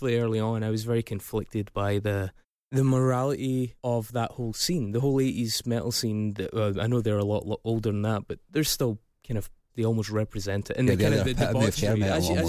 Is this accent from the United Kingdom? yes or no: yes; Scotland, United Kingdom; I'm Scottish